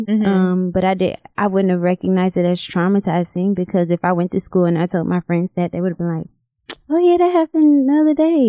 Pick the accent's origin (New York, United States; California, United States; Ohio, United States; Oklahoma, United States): New York, United States; Rochester; Rochester, New York.